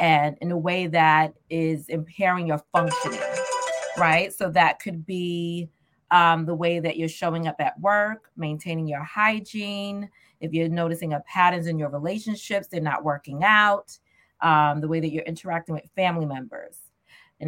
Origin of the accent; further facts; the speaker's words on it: New York City, New York, United States; born and raised in Southeast Queens